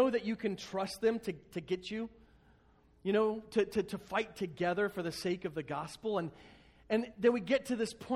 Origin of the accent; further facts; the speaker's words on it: United States; we, as American Christians